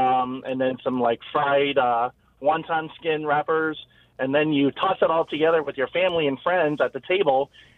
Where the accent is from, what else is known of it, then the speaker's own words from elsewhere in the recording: Singapore; now in Edgewater, Chicago, United States; I'm originally from Singapore